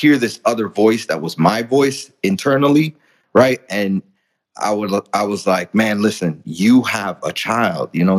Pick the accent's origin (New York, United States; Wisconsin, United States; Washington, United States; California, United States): New York, United States; New York City; English is a second language; also born or lived in Dominican Republic; I grew up in the Bronx. I'm from the Dominican Republic. English was my second language.